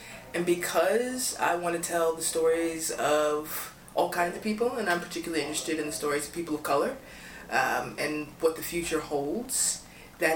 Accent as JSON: {"language": "English", "town": "Louisville", "region": "Kentucky", "country": "United States", "tie": "born or raised there", "also_born_or_lived": "Sarasota, Florida / New York", "moved": "as an adult", "said": "Born and raised in Louisville, Kentucky."}